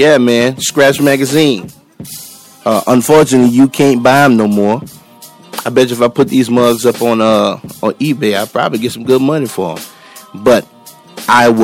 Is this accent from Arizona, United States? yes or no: no; New Orleans, Louisiana, United States; moved away as an adult; now in Texas, United States; I am originally from New Orleans